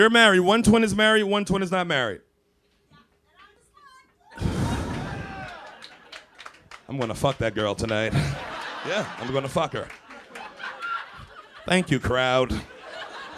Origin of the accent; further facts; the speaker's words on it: New York City, New York, United States; I'm from Brooklyn, too.